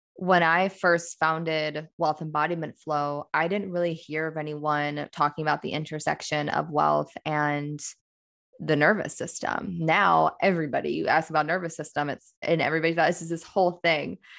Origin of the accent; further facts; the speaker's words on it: Midwest, United States; I'm a woman from the Midwest